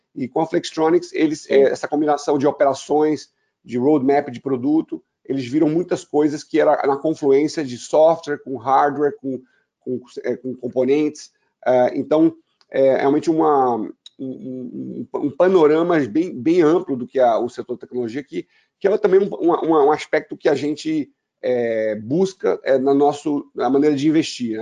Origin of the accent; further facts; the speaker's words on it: Brazil; Eu sou, sou, brasileiro